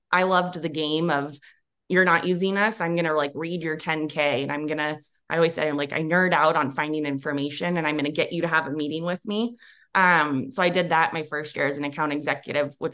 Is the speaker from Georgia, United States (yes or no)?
no; Bay Area, Silicon Valley, California, United States; born or raised there